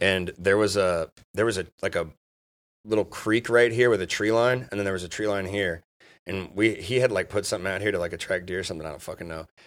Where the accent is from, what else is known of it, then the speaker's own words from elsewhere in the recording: Dayton, Ohio, United States; I'm from Dayton